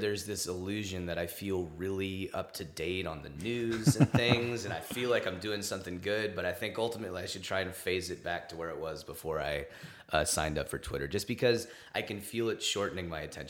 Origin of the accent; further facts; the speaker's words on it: Los Angeles, California, United States; Los Angeles. I was born here.